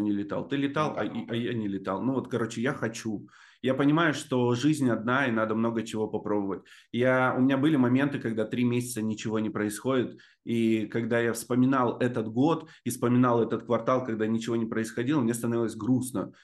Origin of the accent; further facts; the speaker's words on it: Novobureysky, Amur Oblast, Russia; also born or lived in Blagoveshchensk; Я родился в Амурской области, там есть поселок Новобурейский называется